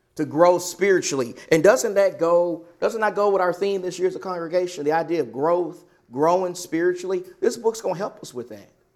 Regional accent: Texas, United States; now in Arizona, United States; I come from Texas

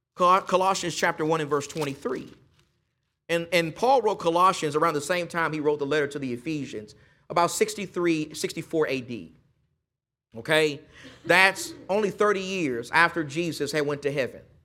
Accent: East Texas, United States; I'm, I'm just from East Texas

